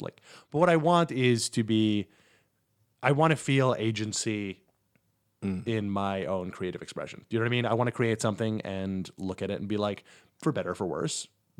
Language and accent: English; Poughkeepsie, New York, United States; now in New York, United States; From Poughkeepsie, New York.